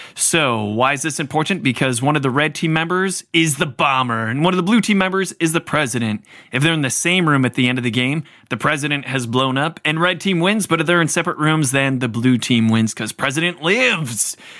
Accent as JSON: {"language": "English", "town": "Cleveland", "region": "Ohio", "country": "United States", "tie": "born or raised there", "said": "I grew up in the Cleveland area"}